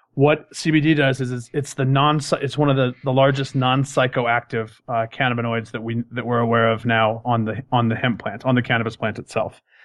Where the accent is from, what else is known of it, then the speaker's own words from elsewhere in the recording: Colorado, United States; moved away as an adult; I'm originally from Colorado